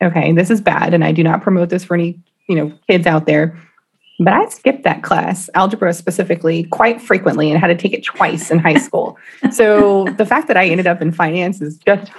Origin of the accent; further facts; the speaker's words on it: Austin, Texas, United States; Born and raised in Austin, Texas